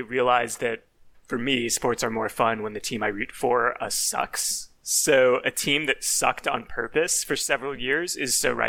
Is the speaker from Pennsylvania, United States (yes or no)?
yes; Philadelphia, Pennsylvania, United States; I was born in Philadelphia